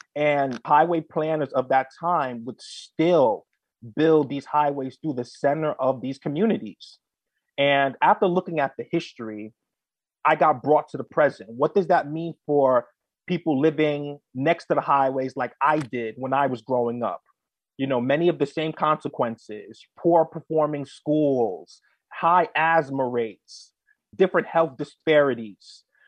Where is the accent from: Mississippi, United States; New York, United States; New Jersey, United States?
New York, United States; New York City; my humble story begins in the South Bronx. I was, you know, raised there in Mitchell Projects